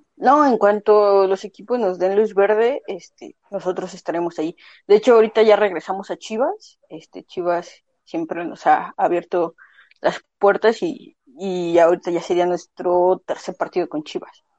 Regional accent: Mexico City, Mexico; moved away as an adult; now in Guadalajara, Mexico; yo en específico soy de Ciudad de México, este, actualmente radico en Guadalajara

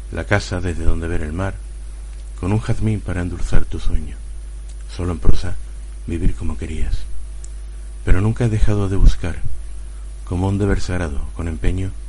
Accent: Huelva, Andalusia, Spain; born there; bueno, yo nací en Huelva, como he dicho al principio

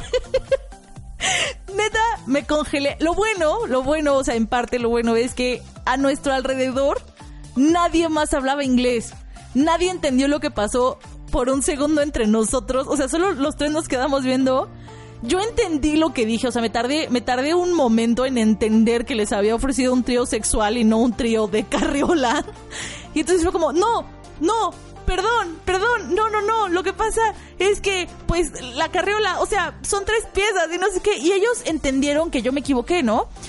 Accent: Mexico City, Mexico; yo, mmm, de México, de la Ciudad de México

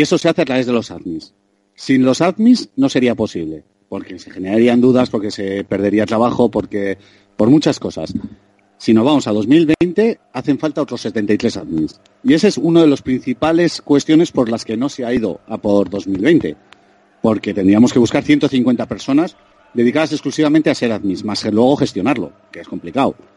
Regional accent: Vitoria-Gasteiz, Basque Country, Spain; De Vitoria

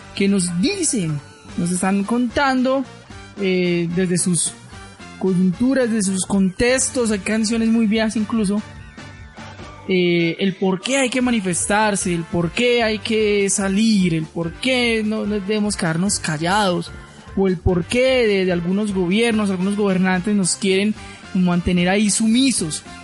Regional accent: Colombia; si vivo en este país, pues soy ciudadano colombiano

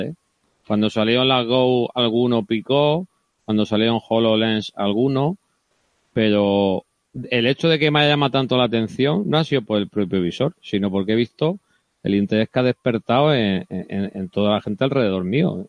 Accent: Cartagena, Region of Murcia, Spain; now in Valencia, Spain; Yo soy de Cartagena, pero ya, ya de Valencia

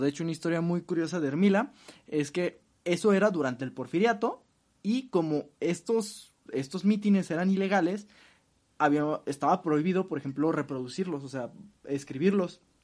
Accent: Mexico; como mexicanos

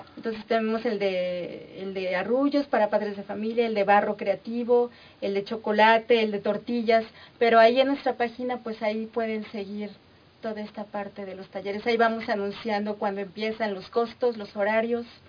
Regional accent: Mexico; todas esas manifestaciones que nos caracterizan, Como cultura, como sociedad mexicana

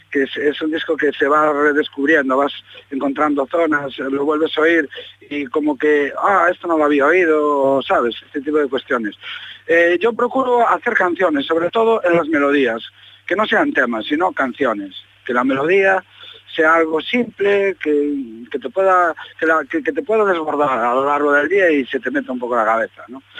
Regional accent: Galicia, Spain; nos hemos criado, pues como decimos aquí, en la ribera, ¿no? en la orilla del Atlántico

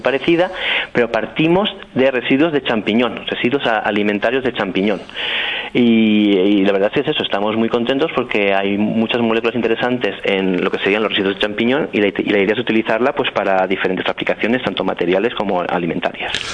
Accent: Muro de Alcoy, Valencian Community, Spain; moved away as an adult; also born or lived in Amsterdam, Netherlands / Brisbane, Australia; now in Stockholm, Sweden; yo soy natural de Muro de Alcoy, que como bien dices es una villa de las montañas de, Alicante

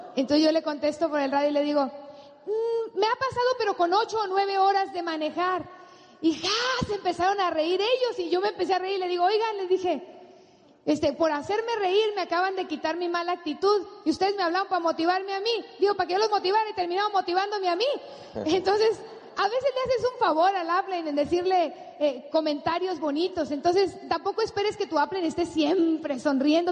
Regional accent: Sinaloa, Mexico; bigote de mi tierra, de un tipo sinaloense

